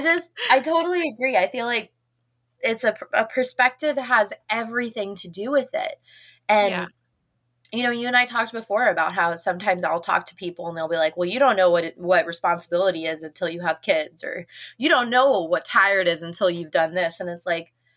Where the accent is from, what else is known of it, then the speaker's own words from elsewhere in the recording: Midwest, United States; moved away as an adult; now in Mississippi, United States; I grew up with snow. I grew up in the Midwest, so I grew up with snow everywhere.